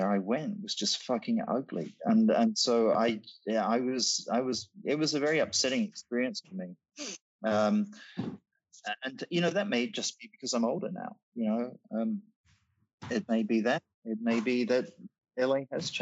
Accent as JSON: {"language": "English", "country": "Australia", "tie": "born or raised there", "also_born_or_lived": "Britain", "moved": "as an adult", "said": "growing up in Australia and then living young adulthood in Britain"}